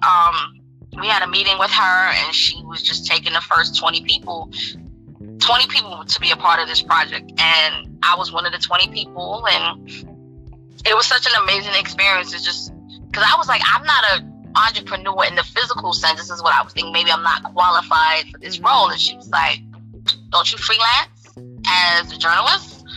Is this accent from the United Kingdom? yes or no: no; New York City, New York, United States; New York City, my hometown.